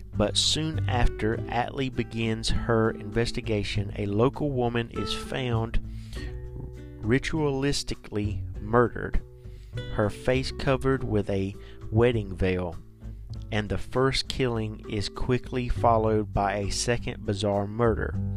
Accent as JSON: {"language": "English", "region": "the South", "country": "United States", "said": "Now I'm from the South. We say pecan."}